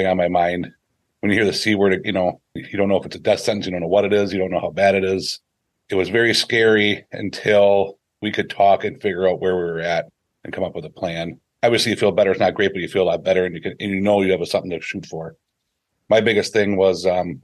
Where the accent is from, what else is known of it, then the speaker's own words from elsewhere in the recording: Seymour, Wisconsin, United States; also born or lived in Green Bay, Wisconsin; I'm from Seymour and lived in the Green Bay area my whole life